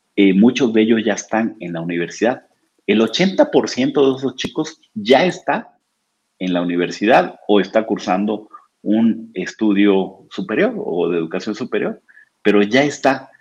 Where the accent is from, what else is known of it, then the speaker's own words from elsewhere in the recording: Oaxaca, Mexico; now in Puebla, Mexico; yo soy oaxaqueño de nacimiento